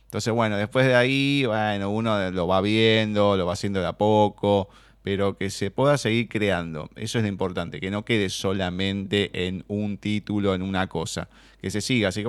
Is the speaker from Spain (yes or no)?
no; Argentina